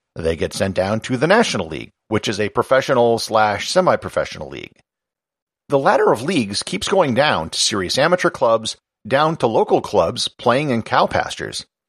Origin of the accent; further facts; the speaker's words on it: United States; As an American